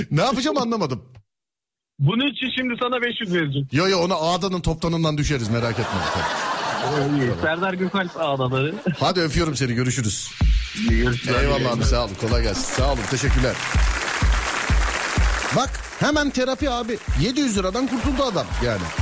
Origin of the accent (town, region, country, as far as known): Tavşanlı, Kütahya, Turkey